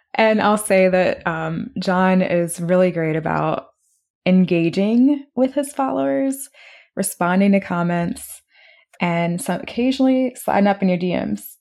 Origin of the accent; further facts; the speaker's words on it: Maryland area, United States; we're both from the Maryland area